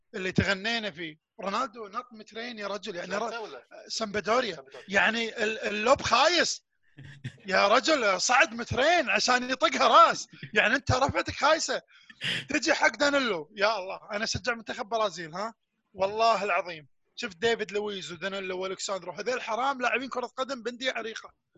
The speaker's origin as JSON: {"language": "Arabic", "country": "Kuwait", "said": "انا في نادي اسمه نادي الساحل عندنا بالكويت"}